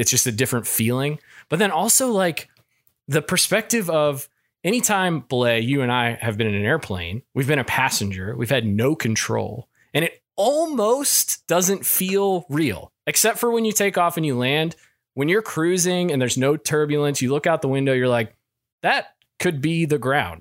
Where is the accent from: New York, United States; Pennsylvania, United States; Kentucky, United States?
Kentucky, United States; moved away; I, I'm from Kentucky